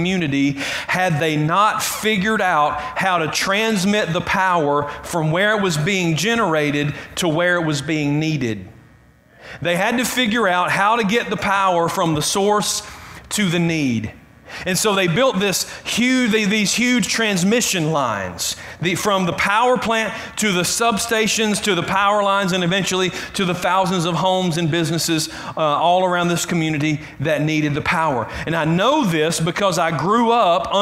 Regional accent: Clem, Georgia, United States; I grew up in Clem. That's in South Carroll County. It's between Carrollton and Whitesburg.

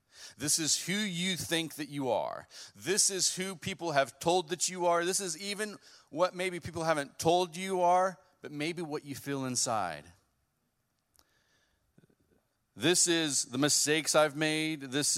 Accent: West Coast, United States; now in Bremen, United States; Well, like Pastor said, I am from the West Coast. I don't know if my voice gives away that much.

